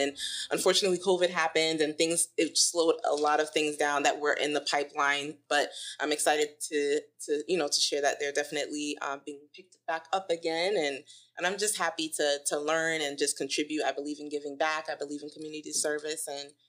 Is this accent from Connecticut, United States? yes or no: yes; Connecticut, United States; now in Charlotte, United States; I'm from Connecticut.